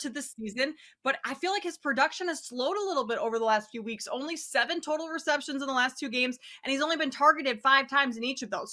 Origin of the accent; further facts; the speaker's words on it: Minnesota, United States; now in Chicago, United States; I live in Chicago right now, but I'm from Minnesota